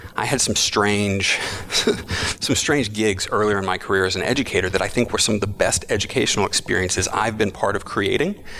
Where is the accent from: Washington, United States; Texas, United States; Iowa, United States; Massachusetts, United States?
Texas, United States; Austin; moved away as an adult; also born or lived in Berkeley, California; I was born in Austin, Texas, and lived there for about 22 years. And then I moved to Berkeley, California to go to graduate school